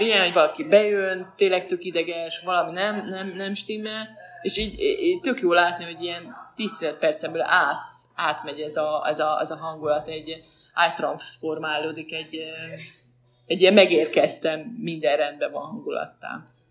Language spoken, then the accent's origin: Hungarian; Veszprém, Veszprém County, Hungary; also born or lived in Balatonfüred / Pécs; now in Budapest, Hungary; Veszprémi vagyok, és Balatonfüredre jártam középiskolába